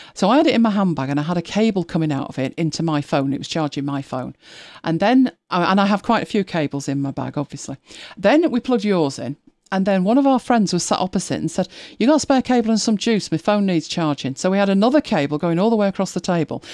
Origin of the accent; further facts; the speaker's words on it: Lancashire, North West England, United Kingdom; we are from Lancashire, so, um, Nout, Nout means nothing